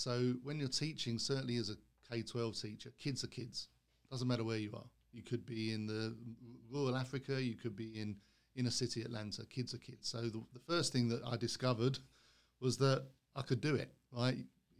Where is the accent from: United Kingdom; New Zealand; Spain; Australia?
United Kingdom; London; moved away as an adult; So originally from London, as you can maybe tell from the accent, but left the UK in the late 90s to start an international education adventure